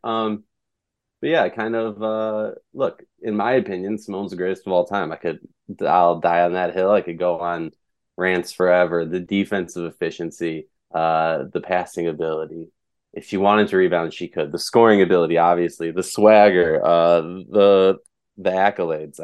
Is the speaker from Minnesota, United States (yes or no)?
yes; Minnesota, United States; moved away as an adult; I grew up in Minnesota, diehard Lynx fan, moved out of town